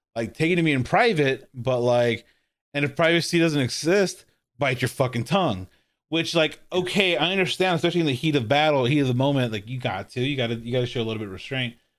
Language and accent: English; Corpus Christi, Texas, United States; I'm from Corpus